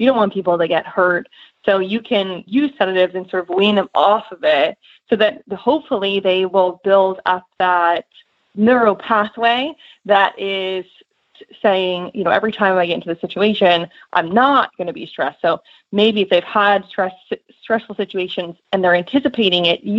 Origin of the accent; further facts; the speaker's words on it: Northeast, United States; now in Lexington, United States; I grew up in the Northeast